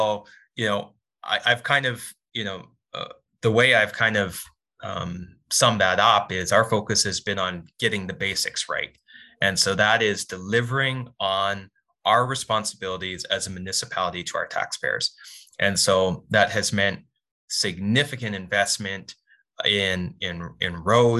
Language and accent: English; Port Coquitlam, British Columbia, Canada; This is my hometown. I'm raising my family here.